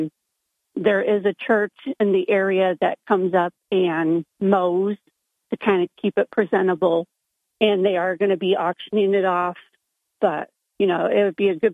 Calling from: Hillcrest, New York, United States; I'm calling from Hillcrest

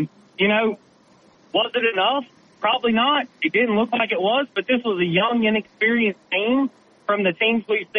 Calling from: Gulf Shores, Alabama, United States; I'm calling you from Gulf Shores.

